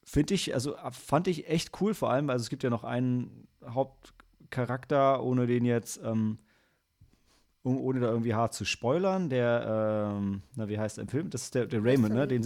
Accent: Germany; als Deutscher sind wir es ja total gewohnt, dass ähm, unsere Vergangenheit sowohl von uns als auch von allen anderen

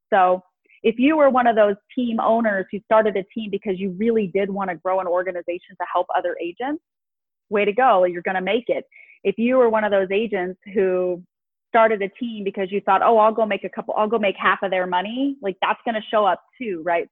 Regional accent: Las Vegas, Nevada, United States; Born and raised in Vegas

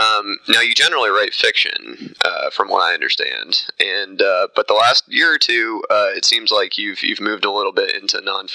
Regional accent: Mitchell, Indiana, United States; you're also from Southern Indiana, as I am, and I'm from Mitchell, you're from Linton.

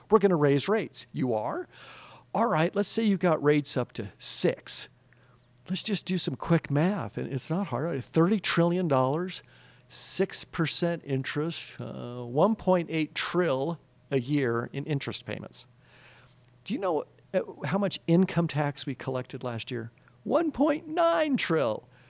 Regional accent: New Mexico, United States; I was raised here in New Mexico, went to Valley High School

